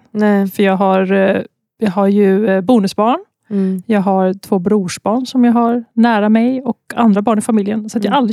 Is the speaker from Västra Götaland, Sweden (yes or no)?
yes; Mariestad, Västra Götaland, Sweden; moved away as an adult; also born or lived in Gothenburg / Stockholm / Umeå; jag är från